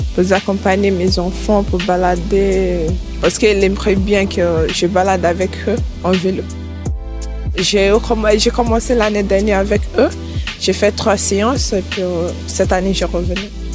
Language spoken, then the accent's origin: French; Nigeria; now in France; je viens du Nigeria